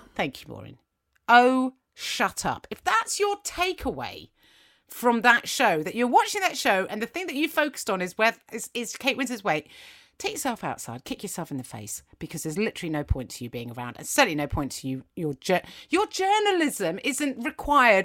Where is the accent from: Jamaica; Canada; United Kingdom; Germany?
United Kingdom; England; English schools, which is, that's where I went. I was in England. I don't know if you can tell by my accent.